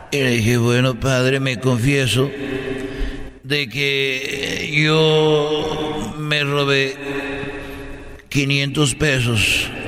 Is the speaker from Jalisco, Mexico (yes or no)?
yes; Huentitán, Jalisco, Mexico; en, la catedral de, de, de ahí de Huentitán, porque yo soy de Huentitán.